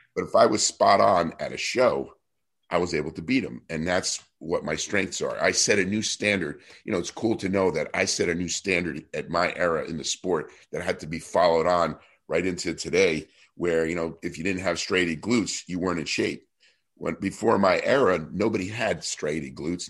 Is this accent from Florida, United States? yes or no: no; New Jersey, United States; I was this kid from New Jersey